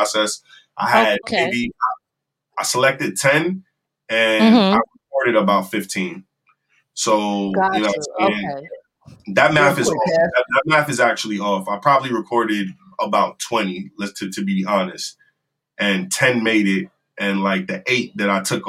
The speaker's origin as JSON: {"language": "English", "country": "Jamaica", "said": "I'm Jamaican"}